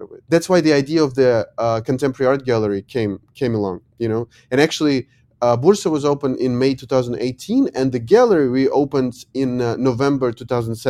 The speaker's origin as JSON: {"language": "English", "country": "Ukraine", "also_born_or_lived": "Lyon, France / New York City, United States", "said": "I come from Ukraine"}